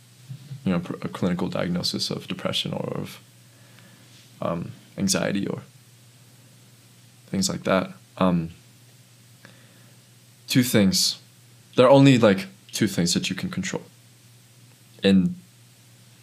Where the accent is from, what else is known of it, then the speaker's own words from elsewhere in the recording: United States; living here as an American citizen